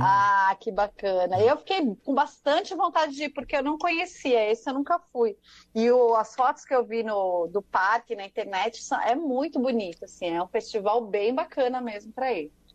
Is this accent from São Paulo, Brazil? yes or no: yes; São Paulo, Brazil; also born or lived in Saúde, São Paulo; bairro da Liberdade, onde eu cresci